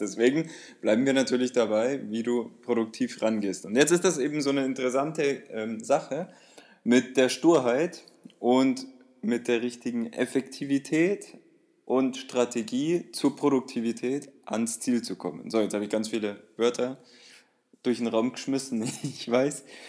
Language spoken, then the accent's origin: German; Bavaria, Germany; bei uns in Bayern